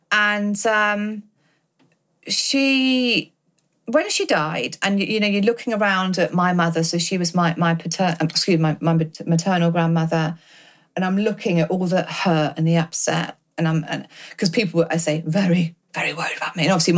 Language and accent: English; United Kingdom; as British people